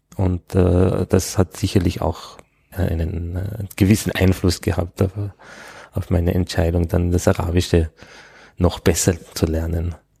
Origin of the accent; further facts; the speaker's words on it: Innsbruck, Tyrol, Austria; also born or lived in Vorarlberg / Bregenz; now in Vienna, Austria; bin ich also eigentlich als ja nicht richtiger Tiroler in Innsbruck aufgewachsen